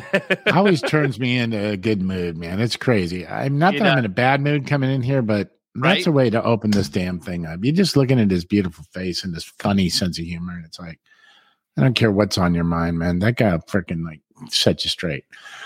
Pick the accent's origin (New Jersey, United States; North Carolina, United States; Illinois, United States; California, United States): California, United States; Southern; I'm a freaking Hollywood hairdresser, but it's like, God, man, I'm old and I'm afraid to say the wrong thing. Like, I grew up in Southern California. So every other word's like, dude, what's up?